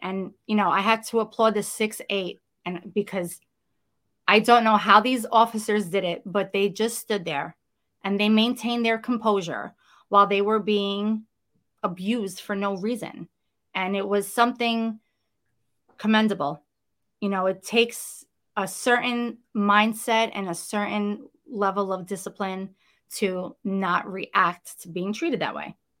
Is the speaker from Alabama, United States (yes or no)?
no; New York City, New York, United States; accent: Brooklyn; I am, uh, born and bred Brooklynite. I grew up in Brooklyn, you know, it's, it's who I am